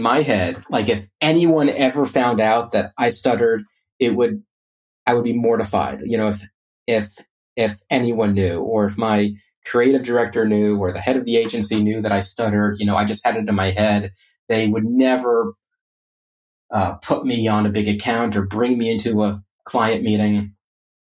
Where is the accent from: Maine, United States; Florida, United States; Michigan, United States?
Florida, United States; Orlando; I grew up in Orlando